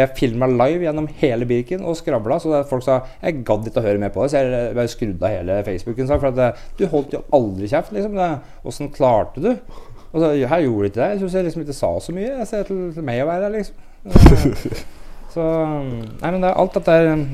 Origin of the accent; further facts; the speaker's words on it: Brumunddal, Innlandet, Norway; moved away; jeg er fra Brumunddal, har vokst opp med …, …